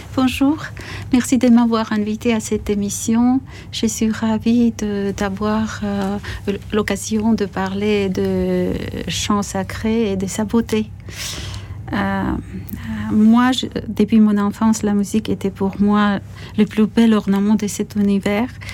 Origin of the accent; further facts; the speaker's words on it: Zestaponi, Imereti, Georgia; moved away; also born or lived in Tbilisi; en face de notre maison dans ma ville natale, Sestaphonie